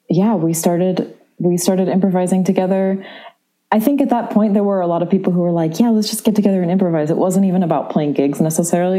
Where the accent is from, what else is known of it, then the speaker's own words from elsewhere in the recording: San Francisco, California, United States; also born or lived in New York; now in Chicago, United States; I grew up in San Francisco.